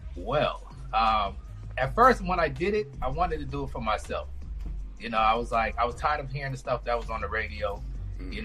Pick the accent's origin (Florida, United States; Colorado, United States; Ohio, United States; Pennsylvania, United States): Florida, United States; Orlando; moved away as an adult; also born or lived in St. Thomas, U.S. Virgin Islands; now in Las Vegas, United States; I moved into the States when I was about six years old, um, to Orlando, Florida